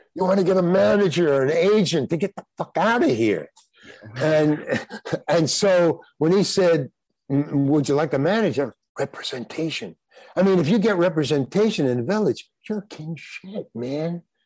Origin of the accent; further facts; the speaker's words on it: New York City, New York, United States; I grew up in Far Rockaway, Long Island